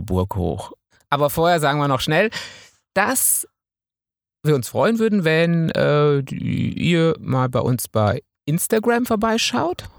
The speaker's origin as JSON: {"language": "German", "area": "Münsterland", "region": "North Rhine-Westphalia", "country": "Germany", "said": "Ich bin Münsterländer"}